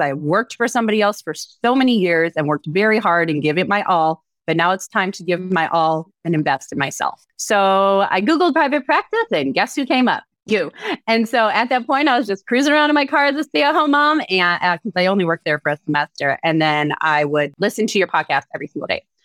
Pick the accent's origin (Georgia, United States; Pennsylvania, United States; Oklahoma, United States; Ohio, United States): Ohio, United States; Cleveland; moved away as an adult; also born or lived in Scottsdale, Arizona / Dallas Fort Worth area; now in Dallas Fort Worth, United States; I'm originally from Cleveland, Ohio